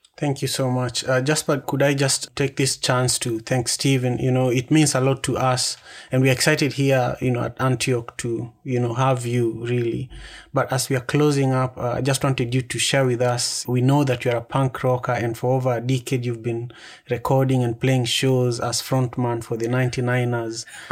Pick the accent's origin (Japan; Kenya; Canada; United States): Kenya; I am from the Luo tribe in Kenya.